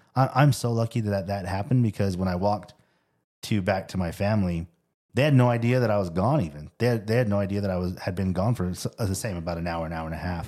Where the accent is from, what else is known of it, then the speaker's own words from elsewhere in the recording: Tempe, Arizona, United States; I grew up in Tempe